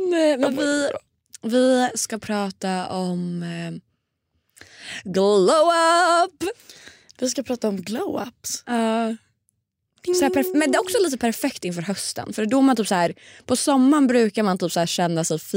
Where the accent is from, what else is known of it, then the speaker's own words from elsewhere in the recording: Stockholm, Stockholm County, Sweden; Jag har varit hemma i Stockholm hela helgen.